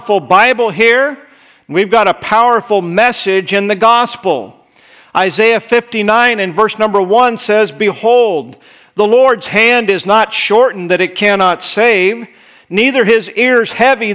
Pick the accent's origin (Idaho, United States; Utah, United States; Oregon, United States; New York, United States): Idaho, United States; moved away; I grew up in Idaho